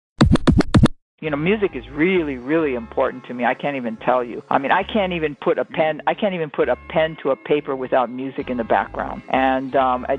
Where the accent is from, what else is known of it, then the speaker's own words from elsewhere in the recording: Hawaii, United States; moved away as an adult; now in New York, United States; I'm from Hawaii